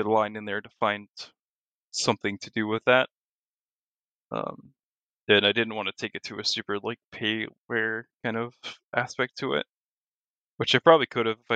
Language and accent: English; Florida, United States; my home state of Florida